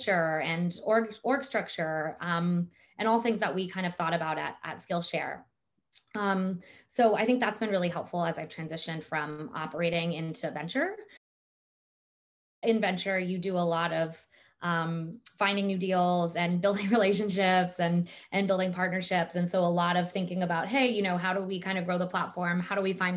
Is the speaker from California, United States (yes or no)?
yes; Silicon Valley, California, United States; I grew up in Silicon Valley